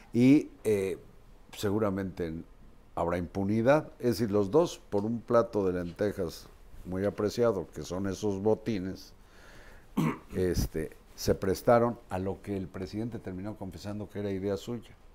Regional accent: Mexico; soy mexicano promedio

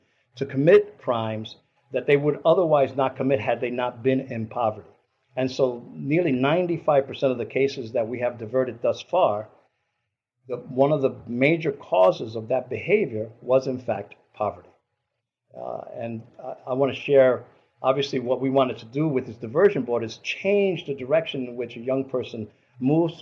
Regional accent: New York City, New York, United States; now in Albany, United States; those of us from New York City, I grew up in New York City

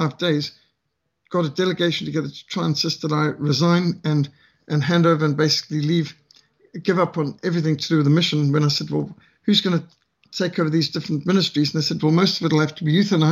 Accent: Zimbabwe; now in South Africa; I'm from Rhodesia

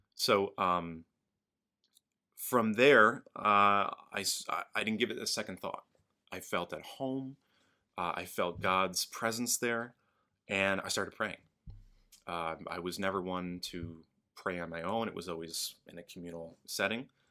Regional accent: Albany, New York, United States; moved away; I grew up in Albany, upstate New York

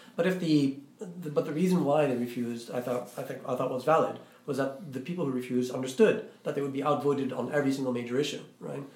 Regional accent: Iraq; I'm Iraqi, I'm not uh, I'm not Egyptian, but then again, I'm not American

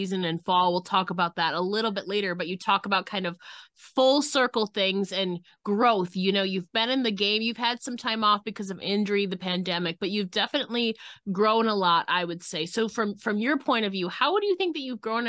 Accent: New York, United States; we're both from New York

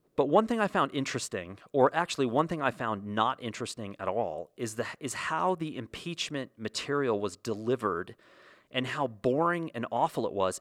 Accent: United States; as a kid growing up in the States

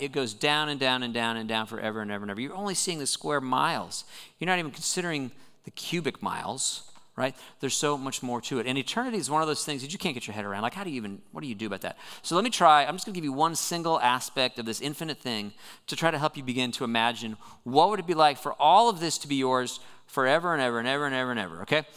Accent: Southern California, United States; moved away; I grew up in Southern California, which gets a reputation for being beautiful

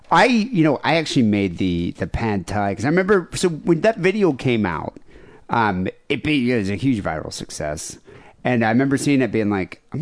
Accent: Florida, United States; I'm from Florida

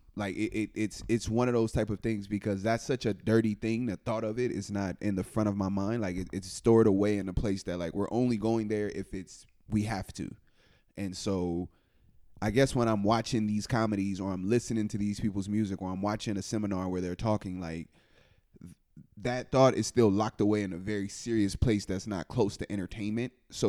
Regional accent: California, United States; I'm from California.

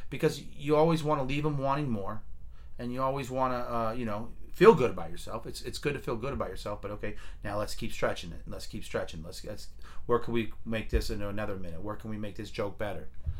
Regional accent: Fremont, California, United States; Because we're from Fremont.

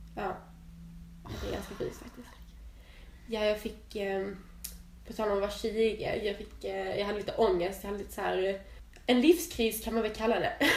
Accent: Skåne, Sweden; Jag är ju helskåning

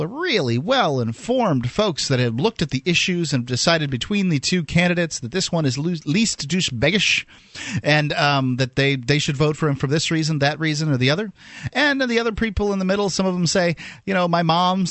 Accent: the South, United States; I'm from the South.

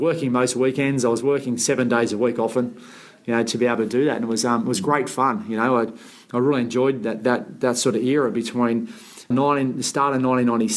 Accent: Sydney, New South Wales, Australia; I grew up in the Shire

